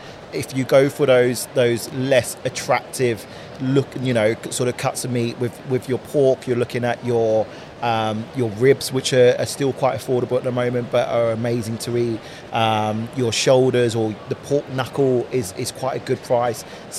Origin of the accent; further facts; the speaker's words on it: United Kingdom; also born or lived in Australia; I'm British